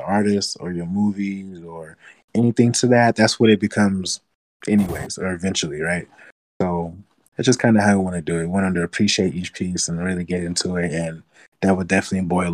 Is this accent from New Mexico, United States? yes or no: yes; New Mexico, United States; I'm from New Mexico